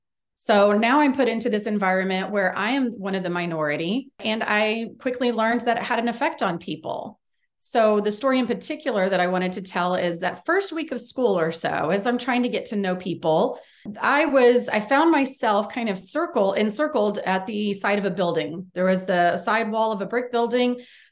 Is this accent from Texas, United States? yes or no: yes; Austin, Texas, United States; I grew up in Austin, Texas.